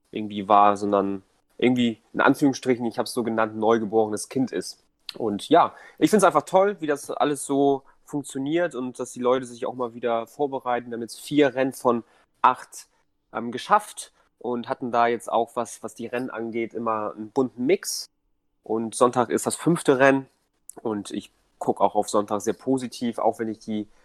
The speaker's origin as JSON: {"language": "German", "region": "Hamburg", "country": "Germany", "tie": "born or raised there", "also_born_or_lived": "Poland", "said": "bin ursprünglich aus Polen, aber lebe im Grunde mein ganzes Leben schon in Hamburg. Ähm, spreche aber auch noch Polnisch. Ähm, und ja, bin, bin einfach Hamburger"}